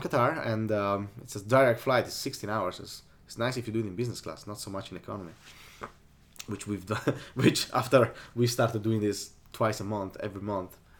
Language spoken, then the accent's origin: English; Sardinia, Italy; English is a second language; also born or lived in north of Italy; I grew up in Sardinia, which is the island left of Italy